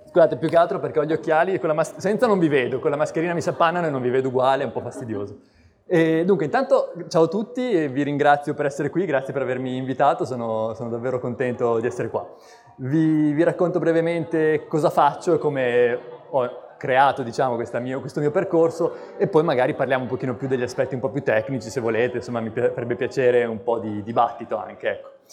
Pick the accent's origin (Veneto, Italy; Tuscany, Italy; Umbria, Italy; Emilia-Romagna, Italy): Emilia-Romagna, Italy; Bologna; now in Genoa, Italy; Sono di Bologna, quindi in realtà sono nato lontano dal mare e la mia passione per gli animali si è svolta quindi soprattutto nelle campagne intorno a Bologna, nei boschi